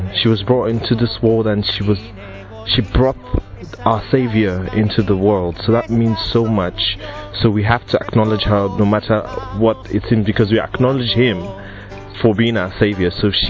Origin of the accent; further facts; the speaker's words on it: Nigeria; I'm from Nigeria, I'm 24